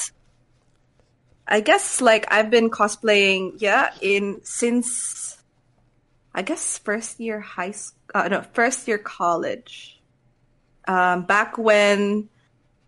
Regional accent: Cagayan de Oro, Northern Mindanao, Philippines; also born or lived in Quezon City, Philippines; now in Australia; I am from Cagayan de Oro

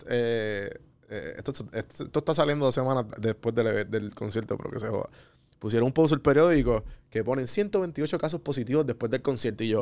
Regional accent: Puerto Rico; Soy puertorriqueño.

